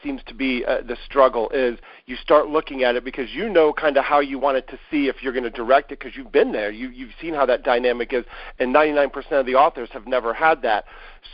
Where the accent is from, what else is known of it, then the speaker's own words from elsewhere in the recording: Columbus, Ohio, United States; I was born and raised in Columbus, Ohio, so I'm Midwest